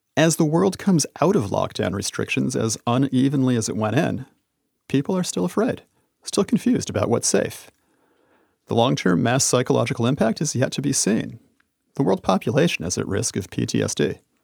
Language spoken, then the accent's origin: English; United States; I traveled all around the United States, my home country